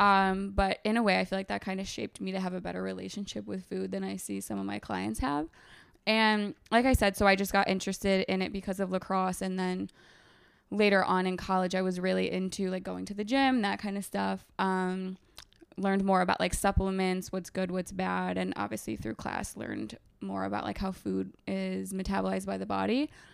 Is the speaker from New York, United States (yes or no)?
yes; Binghamton, New York, United States; moved away as an adult; also born or lived in Ithaca, New York; now in New York City, United States; I'm originally from upstate New York, so, like, Binghamton area